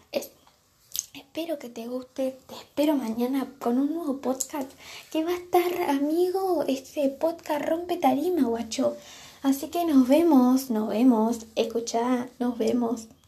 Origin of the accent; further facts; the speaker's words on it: Argentina; Soy de Argentina, tengo 16 años